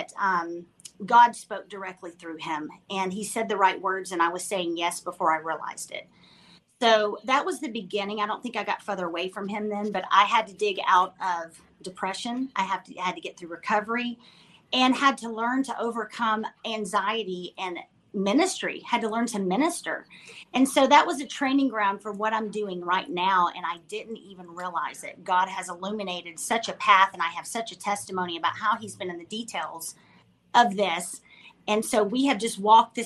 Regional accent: Dallas, Texas, United States; my hometown of Dallas, Texas

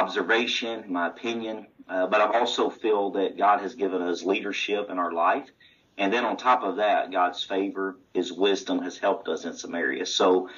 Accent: Stuttgart, Arkansas, United States; moved away as an adult; now in Sebastopol, Mississippi, United States; Growing up, I received a solid foundation and a love for this precious truth at Stuttgart, Arkansas

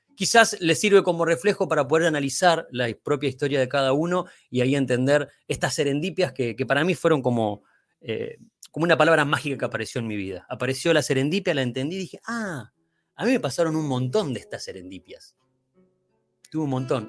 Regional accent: Bahía Blanca, Buenos Aires Province, Argentina; now in Buenos Aires, Argentina; nací en Bahía Blanca

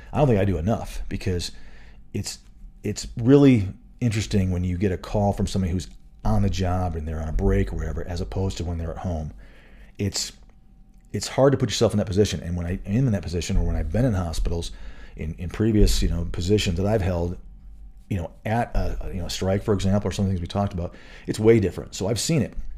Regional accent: Michigan, United States; moved away as an adult; also born or lived in Florida / Colorado; I grew up in Michigan

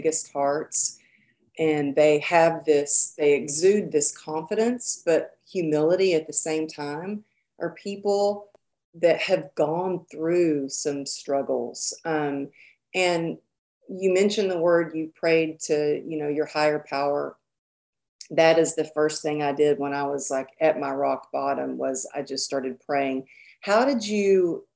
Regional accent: the Bible Belt, United States; growing up in the Bible Belt here.

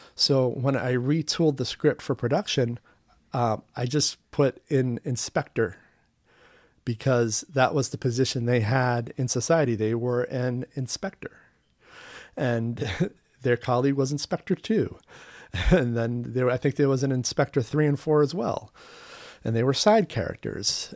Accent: United States; also born or lived in Vancouver, Canada; as an American attending film school abroad

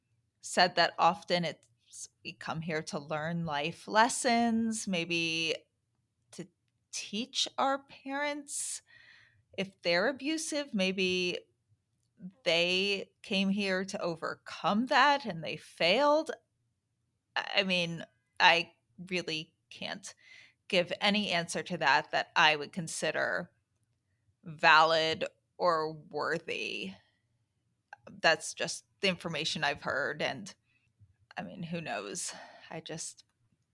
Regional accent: New York City, New York, United States; I grew up in the city. I used to play by the boat pond when I was little

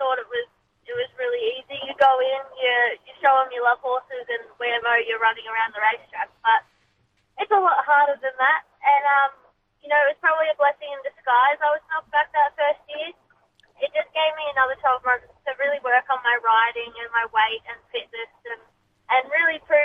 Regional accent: Benalla, Victoria, Australia; I grew up in Benalla. Yeah, that's my hometown.

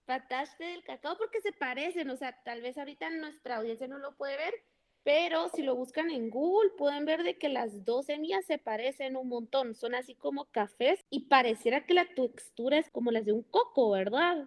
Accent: Guatemala; nosotros como guatemaltecos

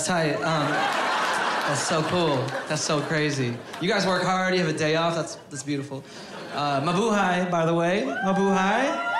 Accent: Ilocos Region, Philippines; moved away; I am an immigrant myself. I was born in the Philippines.

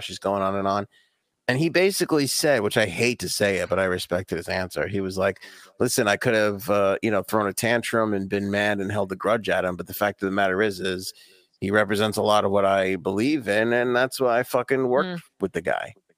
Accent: New York, United States; I grew up in New York and you couldn't hop on a subway

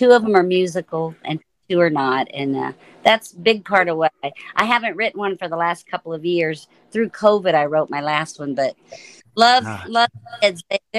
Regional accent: Florida, United States; two little podunk kids that grew up in Florida.

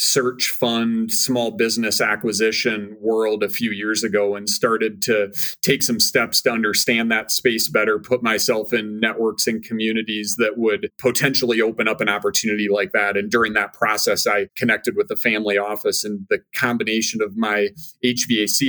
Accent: Minnesota, United States; moved away as an adult; I born and raised in Minnesota

